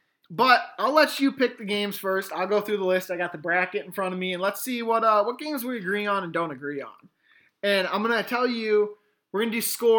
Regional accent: Michigan, United States; We are from Michigan.

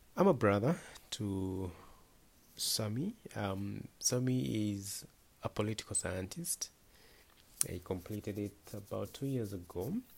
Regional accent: Naivasha, Nakuru County, Kenya; I was born in Naivasha, uh, in a very remote village called Dabibi.

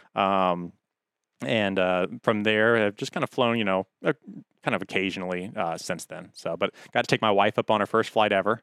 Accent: Hampton, Virginia, United States; I, uh, I grew up in Hampton, uh, grew up very close to Nickerson Boulevard and Fox Hill Road area.

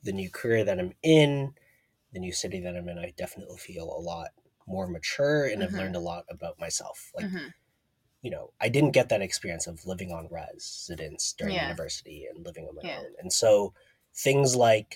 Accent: Toronto, Ontario, Canada; moved away as an adult; now in Seattle, United States; growing up in Toronto

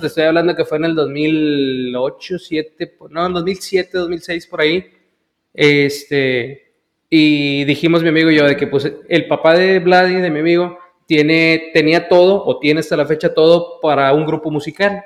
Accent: Brownsville, Texas, United States; nací en la ciudad de Brownville, Texas

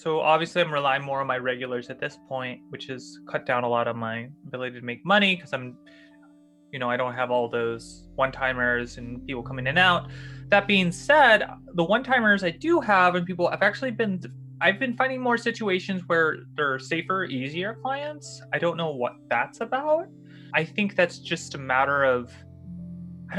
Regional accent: the South, United States; I grew up in the South

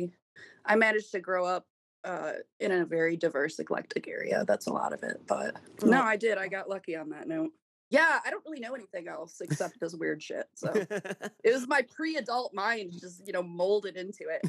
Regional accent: Kalamazoo, Michigan, United States; I grew up here in Kalamazoo

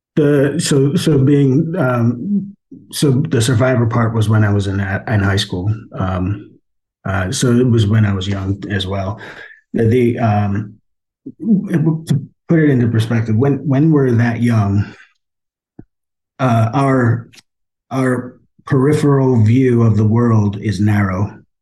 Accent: Poughkeepsie, New York, United States; I was born in Poughkeepsie, New York

